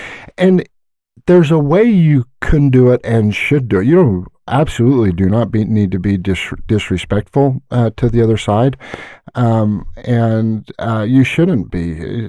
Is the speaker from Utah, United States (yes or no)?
yes; Hooper, Utah, United States; I love Northern Utah. Born and raised in Hooper for the most part.